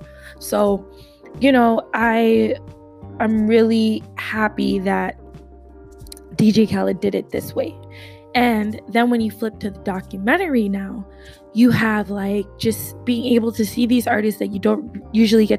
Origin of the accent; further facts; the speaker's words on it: Jamaica; my home country in Jamaica